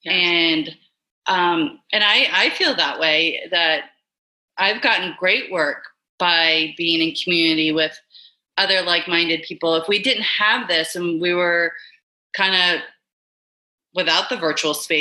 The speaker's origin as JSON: {"language": "English", "town": "Memphis", "region": "Tennessee", "country": "United States", "tie": "born or raised there", "said": "I grew up in Memphis, Tennessee."}